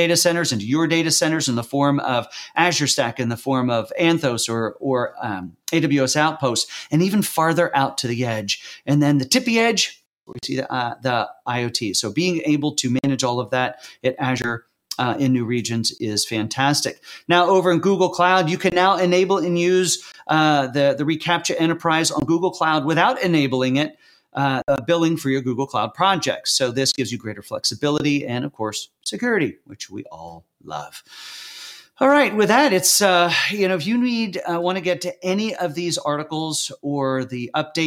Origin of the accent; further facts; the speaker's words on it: York, Pennsylvania, United States; I was born in York, Pennsylvania, not far from Lancaster in Lancaster County